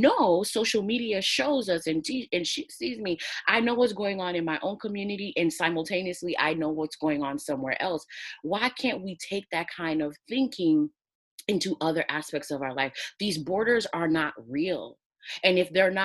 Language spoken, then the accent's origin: English; United States; I'm from the United States